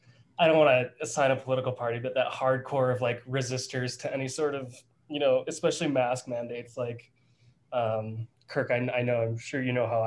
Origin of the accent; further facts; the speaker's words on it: Wisconsin, United States; I'm from Wisconsin.